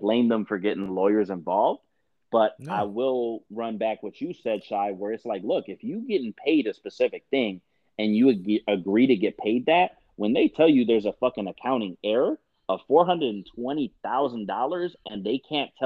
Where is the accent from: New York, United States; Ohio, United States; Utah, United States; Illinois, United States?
Illinois, United States; Chicago; I'm from Chicago and the Southwest suburbs.